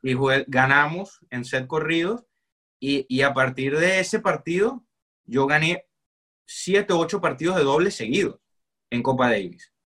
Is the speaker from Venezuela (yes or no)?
yes; Barquisimeto, Lara, Venezuela; now in Hallandale, United States; yo nací en Barquisimeto y, actualmente me encuentro ubicado en Hallander, Florida